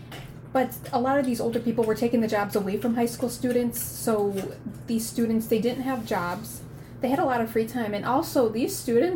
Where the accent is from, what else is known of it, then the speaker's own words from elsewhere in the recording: Midwest, United States; I'm a Midwesterner.